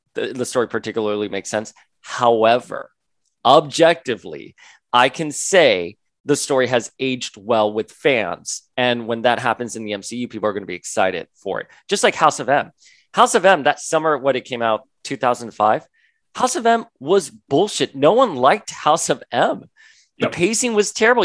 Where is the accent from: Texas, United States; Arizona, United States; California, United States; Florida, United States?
Florida, United States; I grew up in Florida